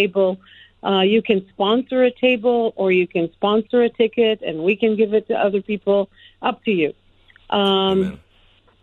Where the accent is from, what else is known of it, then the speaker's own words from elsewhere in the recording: Montreal, Quebec, Canada; moved away as an adult; now in United States; I grew up in Montreal, Canada. I was born in another country.